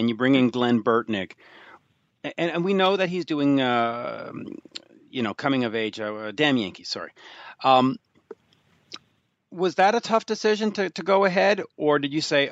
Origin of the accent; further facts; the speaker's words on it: Canada; I'm Canadian.